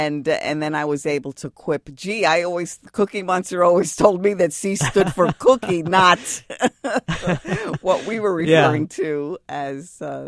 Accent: Bronx, New York, United States; I was a kid from the Bronx.

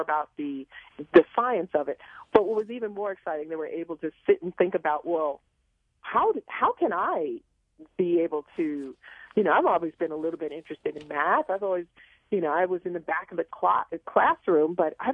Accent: New York City, New York, United States; growing up in Queens, we had a backyard full of vegetables

